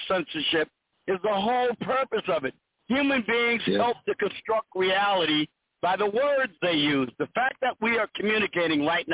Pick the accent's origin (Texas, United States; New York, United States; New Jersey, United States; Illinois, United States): Illinois, United States; Chicago; moved away as an adult; now in Georgia, United States; I'm originally in Chicago, but I'm an expatriate. I'm an expatriate from Chicago living in Georgia.